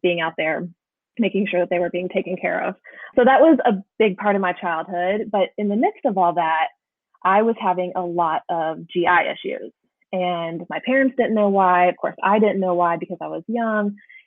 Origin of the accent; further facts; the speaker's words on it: rural Indiana, United States; now in North Carolina, United States; I actually grew up in rural Indiana and I currently live in North Carolina